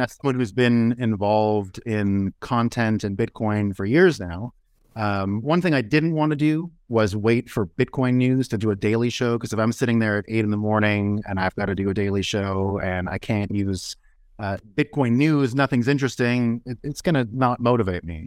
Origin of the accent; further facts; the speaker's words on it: United States; as an American, as Americans